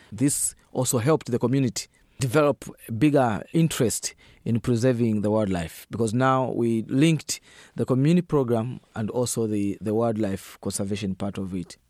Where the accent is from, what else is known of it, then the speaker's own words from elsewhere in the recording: northern Zambia, Zambia; I'm coming from Zambia, a country on the central part of Africa, and I'm also coming from the northern part of that country.